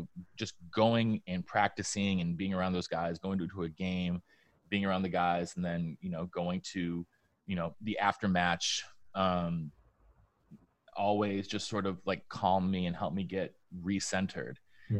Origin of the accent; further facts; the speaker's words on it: Vermont, United States; born there; also born or lived in New York / Denmark / New Hampshire; When I was growing up, I was born in Vermont, but we moved to upstate New York. Then we moved to Denmark. Then we moved back to upstate New York. Then we moved to New Hampshire.